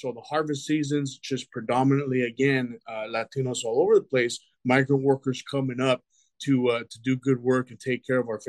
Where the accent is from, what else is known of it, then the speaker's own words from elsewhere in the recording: Colorado, United States; moved away as an adult; also born or lived in Montebello, California; I'm grateful that I grew up in Colorado, because I think had we stayed